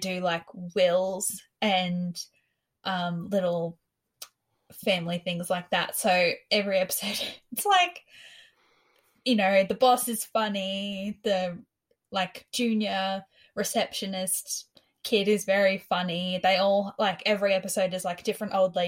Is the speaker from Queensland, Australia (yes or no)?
yes; Rockhampton, Queensland, Australia; moved away as an adult; now in Sydney, Australia; I was from Rockhampton